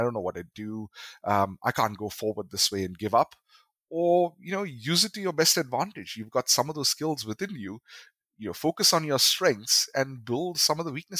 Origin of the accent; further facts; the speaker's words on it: Kerala, India; now in Chennai, India; Moving to Chennai even pushed it further because now I am from Kerala. I am in Chennai, and this particular college I was studying at, there were very few Malayalis